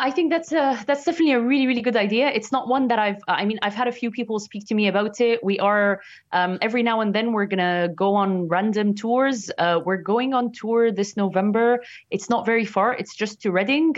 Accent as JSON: {"language": "English", "country": "Egypt", "tie": "born or raised there", "moved": "as an adult", "lives_now": "United Kingdom", "said": "my hometown in Egypt"}